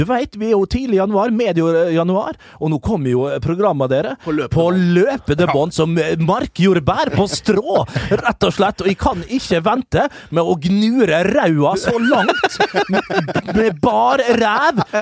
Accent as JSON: {"language": "Norwegian", "town": "Vestnes", "region": "Møre og Romsdal", "country": "Norway", "moved": "yes", "said": "jeg er hjemme på Vestnes"}